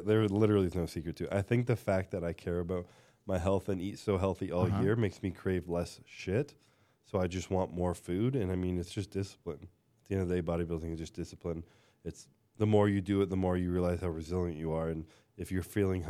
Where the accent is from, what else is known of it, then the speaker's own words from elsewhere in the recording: Canada; I'm Canadian.